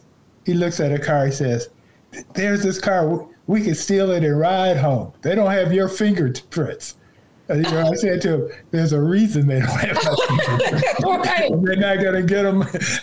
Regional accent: Gary, Indiana, United States; moved away; I grew up in Gary, Indiana.

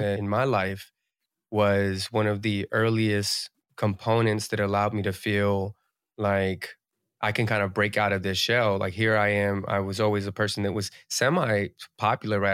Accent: New Jersey tri-state area, United States; I'm from the East Coast, I'm from the Jersey tri-state area, so, like, Jersey

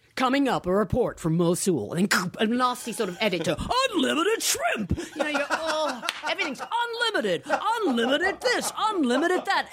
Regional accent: Hackbridge, London, United Kingdom; moved away as an adult; now in Los Angeles, United States; I came from Hackbridge

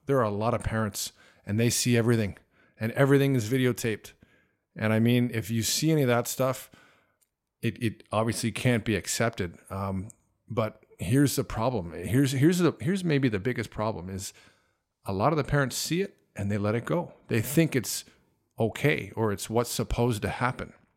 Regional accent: Canada; moved away as an adult; also born or lived in Toronto; now in China; growing up in Canada

